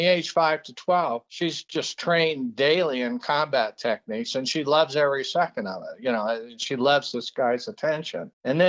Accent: Peru; I grew up in Peru in a very isolated mining camp.

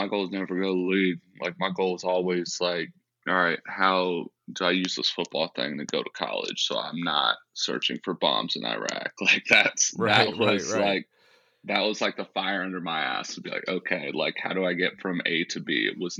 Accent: San Ramon, California, United States; It's kind of like, middle-class community. I mean, grew up riding bikes with my little friends.

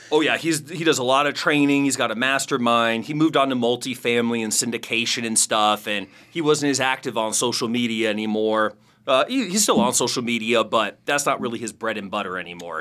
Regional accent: Phoenix, Arizona, United States; I'm from Phoenix, Arizona.

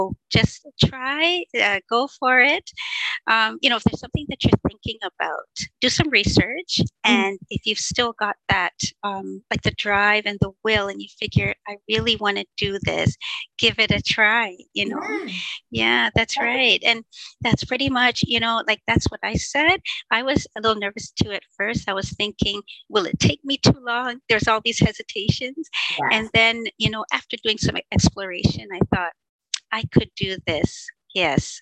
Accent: Ontario, Canada; I'm from Ontario, Canada

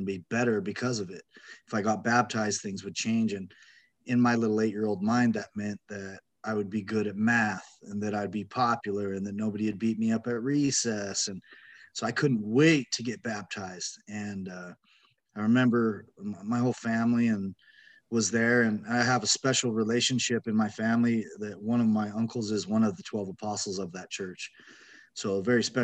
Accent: Utah, United States; I grew up in Utah, felt pretty normal as a little kid

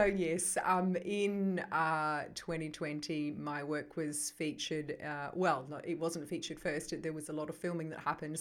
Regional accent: New Zealand; accent: New Zealand; moved away as an adult; now in Melbourne, Australia; I come originally from New Zealand. I still have that accent despite having been in Melbourne now for 23 years. I grew up on a farm in New Zealand.

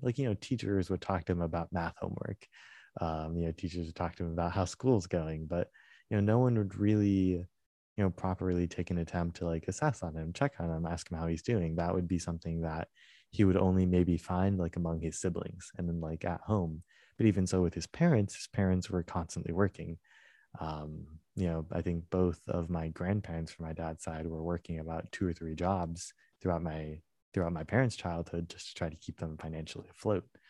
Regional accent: United States; I was born and raised in the United States

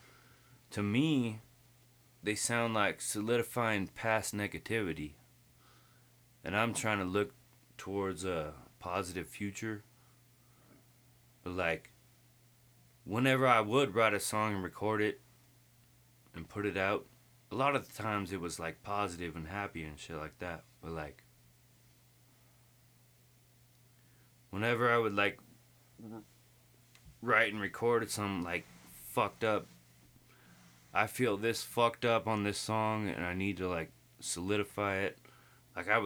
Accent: Lake Arrowhead, California, United States; I was born in Lake Arrowhead.

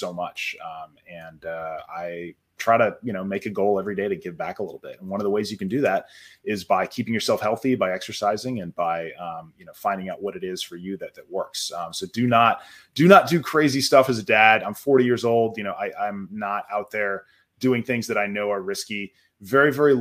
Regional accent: United States; As a dad, as an American

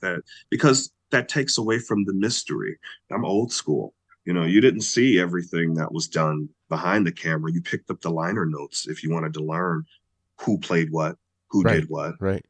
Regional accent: Chicago, Illinois, United States; I'm from Chicago

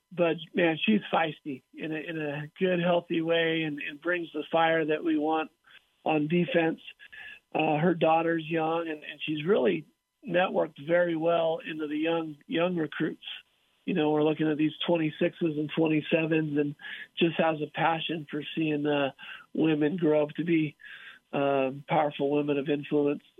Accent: California, United States; I grew up in California

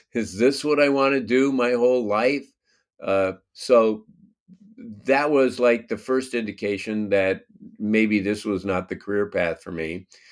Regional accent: Los Angeles, California, United States; I grew up in the San Fernando Valley, which is a suburb of Los Angeles.

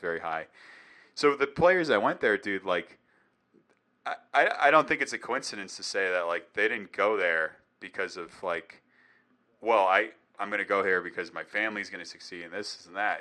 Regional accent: New England, United States; I'm from New England

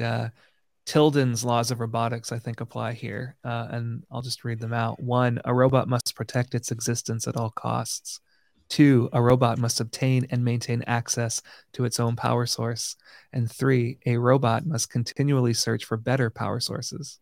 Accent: Canada; being a Canadian

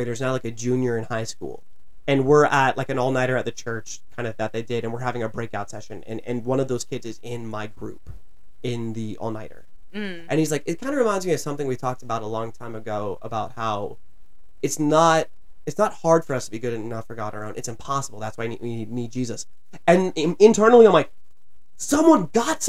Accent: Virginia, United States; moved away as an adult; also born or lived in New Jersey; I'm from Virginia originally, and this school was in New Jersey

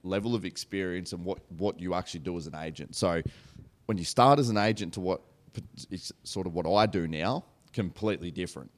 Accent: Australia; We're obviously both brought up in country towns

